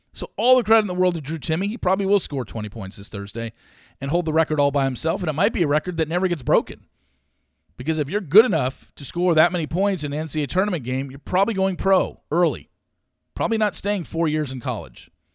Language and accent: English; West Coast, United States; Growing up on the West Coast and being a W C C alumni, having gone to Loyola Marymount